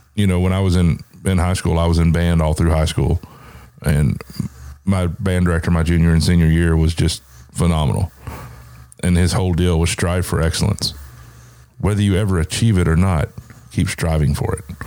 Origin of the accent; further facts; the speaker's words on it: the South, United States; I grew up in the South